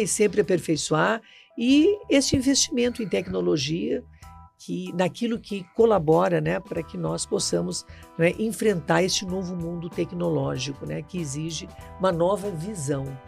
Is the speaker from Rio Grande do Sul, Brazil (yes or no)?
yes; Rio Grande do Sul, Brazil; moved away as an adult; now in Brasília, Brazil; eu vim do Rio Grande do Sul para cá ainda é estudante, né, da faculdade